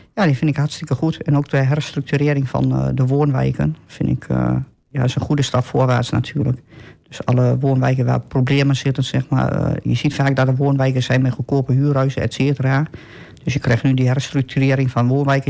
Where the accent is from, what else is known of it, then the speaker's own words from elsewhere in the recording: Almelo, Overijssel, Netherlands; ik ben geboren en getogen in Almelo